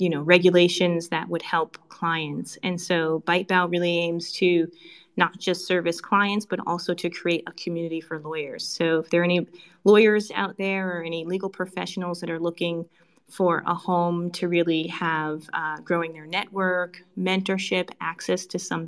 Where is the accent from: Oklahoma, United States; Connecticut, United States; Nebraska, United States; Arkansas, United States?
Connecticut, United States; also born or lived in China / Singapore; now in United Arab Emirates; As you can probably tell by my accent, or I like to say lack thereof, from the U.S., originally from Connecticut, but I spent a large part of my career outside of the U.S. I've worked in China, I've worked in Singapore, now I'm in Dubai